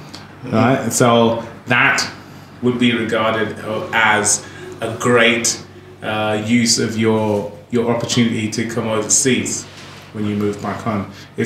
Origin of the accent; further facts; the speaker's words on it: Zambia; now in Australia; And I feel like Africa and Zambia is my home. So when people ask me if I'm Australian, I say, no, I'm Zambian. Right? I only live here for now.